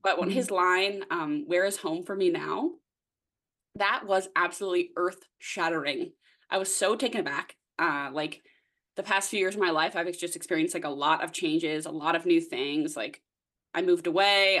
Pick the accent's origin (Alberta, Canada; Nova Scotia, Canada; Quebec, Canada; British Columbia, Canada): Nova Scotia, Canada; moved away as an adult; now in Toronto, Canada; I'm originally from the East Coast of Canada, Nova Scotia, if you will. Uh, but I live in Toronto now.